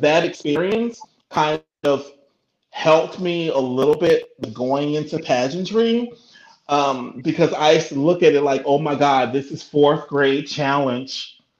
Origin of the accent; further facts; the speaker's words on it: Markham, Illinois, United States; also born or lived in Roseland, Chicago; I was born in Roseland, 115th State Street. So then my parents moved to Markham.